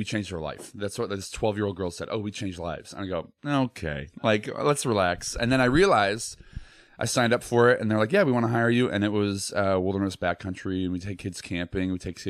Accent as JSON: {"language": "English", "town": "Naperville", "region": "Illinois", "country": "United States", "tie": "born or raised there", "also_born_or_lived": "Chicago", "moved": "as an adult", "lives_now": "Los Angeles, United States", "said": "Illinois, like Naperville."}